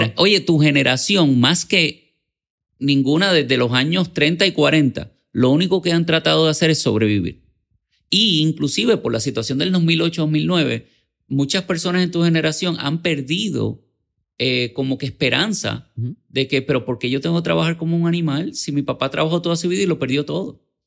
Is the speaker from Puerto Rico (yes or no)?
yes; San Juan, Puerto Rico; Yo nací en Santurce.